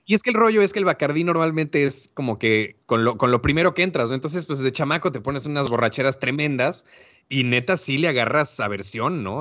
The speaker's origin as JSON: {"language": "Spanish", "country": "Mexico", "said": "como buenos mexicanos"}